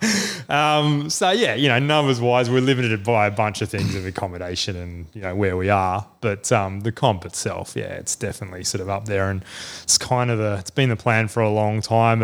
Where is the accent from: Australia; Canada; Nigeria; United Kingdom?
Australia; Adelaide, South Australia; moved away; I'm from Adelaide originally, um, and was a nutcase fisher growing up and all that sort of thing